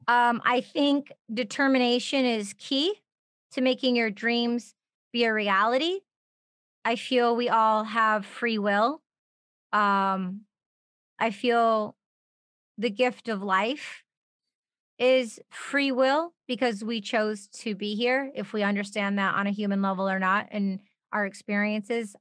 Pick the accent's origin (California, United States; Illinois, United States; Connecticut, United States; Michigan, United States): Michigan, United States; We're both from Michigan